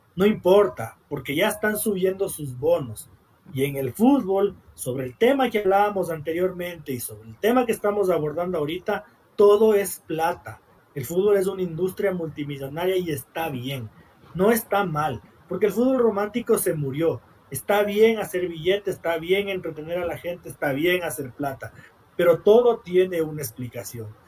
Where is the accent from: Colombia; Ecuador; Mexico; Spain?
Ecuador; siendo un ecuatoriano, creo yo, honesto, que vive aquí, que invierte aquí, que trabaja aquí, que ama su país